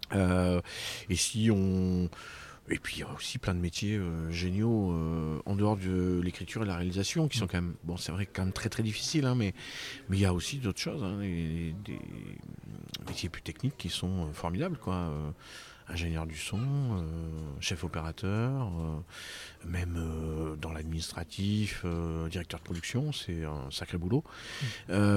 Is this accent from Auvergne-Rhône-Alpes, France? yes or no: no; Brive-la-Gaillarde, Nouvelle-Aquitaine, France; now in Paris, France; je suis né à Brive. j'ai eu mon bac au lycée Arsonval